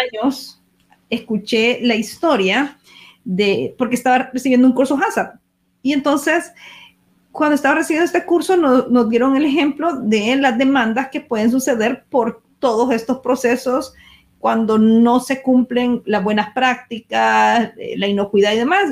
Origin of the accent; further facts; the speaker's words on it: El Salvador; nosotros que somos del Salvador